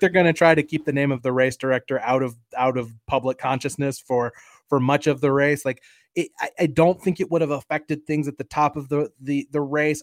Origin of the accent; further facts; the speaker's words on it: United States; as an American sports fan